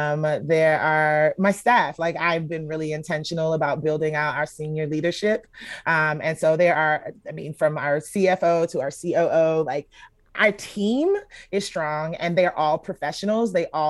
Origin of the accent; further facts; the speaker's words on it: Atlanta, Georgia, United States; I grew up in Atlanta. I'm an Atlanta Public School graduate. Georgia Tech graduate.